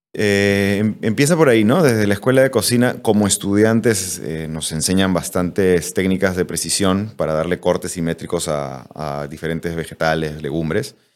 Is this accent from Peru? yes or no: yes; Peru; yo soy cocinero peruano